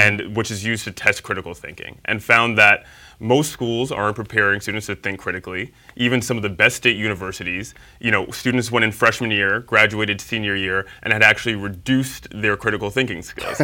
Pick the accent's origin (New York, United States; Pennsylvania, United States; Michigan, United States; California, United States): New York, United States; New York City; I'm from Harlem. Yeah, I was born and raised in Harlem